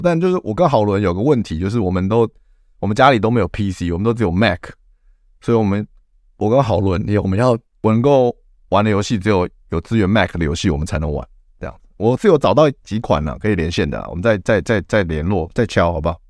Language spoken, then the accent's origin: Chinese; Taiwan; 我们台湾人奴性又这么强